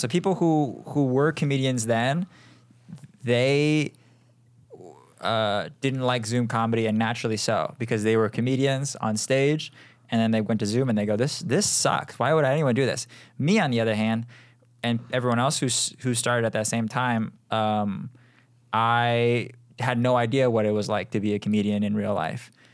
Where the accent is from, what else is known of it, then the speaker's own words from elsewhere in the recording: Seattle, Washington, United States; moved away as an adult; now in Los Angeles, United States; I am from Seattle